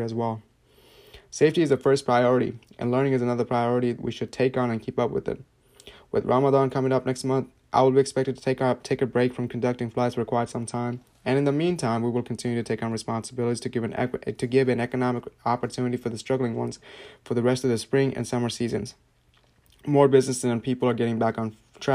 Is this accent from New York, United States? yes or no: no; Virginia, United States; I'm currently with my family relatives I've grown up with since I was a young boy in Virginia